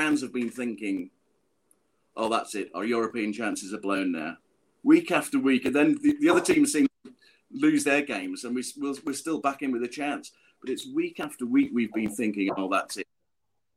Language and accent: English; Chester, North West England, United Kingdom; moved away as an adult; also born or lived in West Midlands; now in Bangkok, Thailand; I'm from Chester originally, not Wolverhampton.